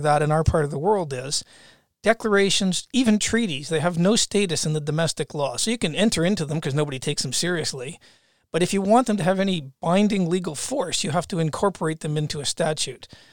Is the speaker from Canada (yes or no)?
yes; Canada; moved away; as a Canadian